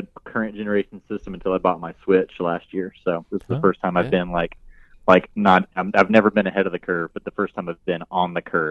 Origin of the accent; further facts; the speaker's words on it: Athens, Georgia, United States; We're from Athens, Georgia.